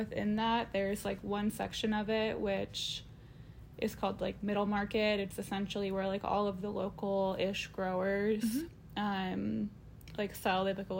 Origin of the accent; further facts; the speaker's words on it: Eugene, Oregon, United States; now in Portland, United States; So I'm from Eugene, Oregon, just 2 hours south of Portland. I grew up there and I went to college at Oregon State University. And then when I graduated in 2019, I moved up to Portland